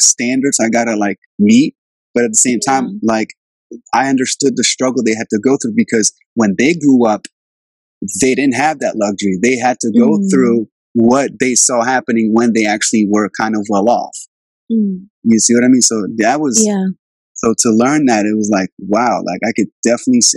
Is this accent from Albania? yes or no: yes; Albania; now in Virginia, United States; I grew up in Albania in the 90s. That's where I'm from. I was born there.